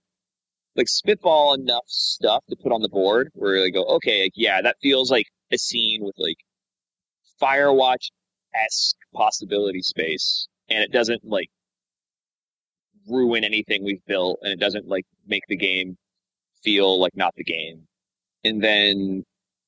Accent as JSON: {"language": "English", "region": "Wyoming", "country": "United States", "tie": "born or raised there", "moved": "as an adult", "said": "growing up in Wyoming and like going out into the wilderness"}